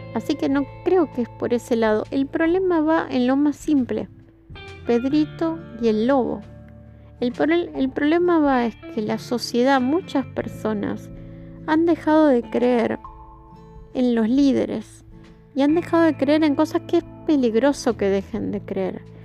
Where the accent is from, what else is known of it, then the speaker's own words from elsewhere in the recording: Argentina; yo hago este podcast desde Argentina